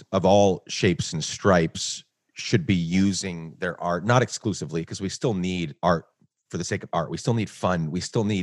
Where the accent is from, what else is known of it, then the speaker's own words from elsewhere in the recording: Guatemala; also born or lived in New York, United States; now in United States; So I, sp- I was born in New York, grew up in Guatemala, then spent six years traveling the world